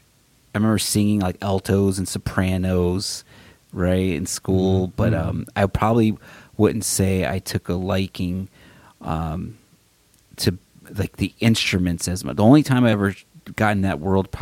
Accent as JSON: {"language": "English", "town": "Waterbury", "region": "Connecticut", "country": "United States", "tie": "born or raised there", "moved": "yes", "lives_now": "Arizona, United States", "said": "I grew up in Waterbury, Connecticut. So back east, born and raised"}